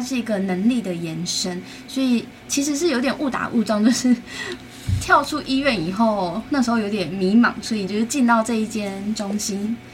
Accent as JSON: {"language": "Chinese", "town": "Taitung", "region": "Taitung County", "country": "Taiwan", "said": "对，我本身是台东人"}